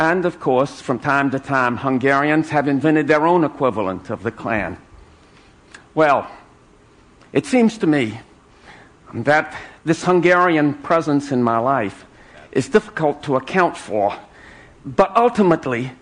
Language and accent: English; South Carolina, United States; my native state of South Carolina